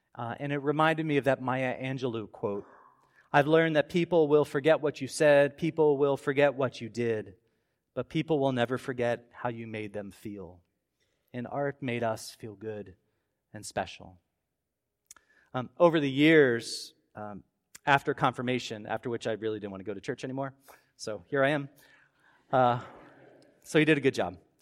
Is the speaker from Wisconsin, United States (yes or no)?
no; Baltimore suburbs, Maryland, United States; As a kid growing up in the Baltimore suburbs